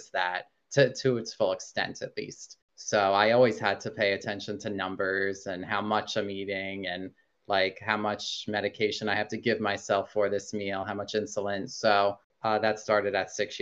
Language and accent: English; New Hyde Park, New York, United States; now in Roslyn, United States; I was born and raised in New Hyde Park, which is very close to Roslyn. So I've lived in like the Nassau County area my whole life